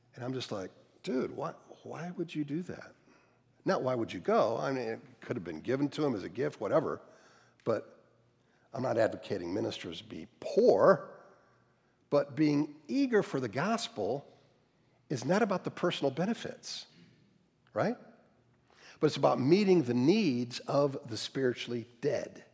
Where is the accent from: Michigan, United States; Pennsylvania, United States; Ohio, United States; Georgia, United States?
Ohio, United States; outside of Cleveland; moved away; also born or lived in North Carolina; I grew up outside of Cleveland, fairly middle class